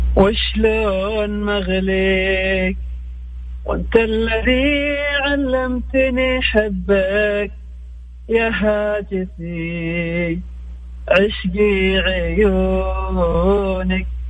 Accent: Yemen; now in Jeddah, Saudi Arabia; من اليمن بكلمك من جدة

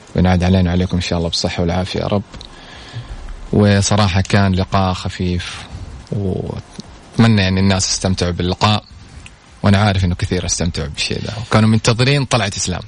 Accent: Saudi Arabia; هنا عندنا في السعودية

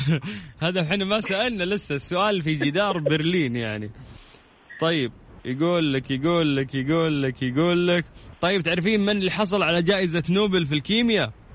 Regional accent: Saudi Arabia; عندنا في السعوديه

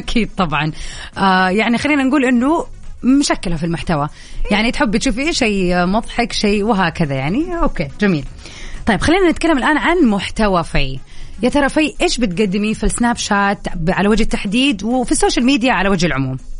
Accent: Saudi Arabia; عندنا في السعوديه

